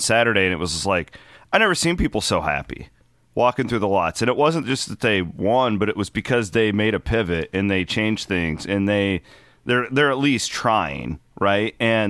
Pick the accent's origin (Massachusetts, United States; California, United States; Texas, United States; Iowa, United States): Iowa, United States; like, I'm an Iowa State guy, and I'm an old school Iowa guy.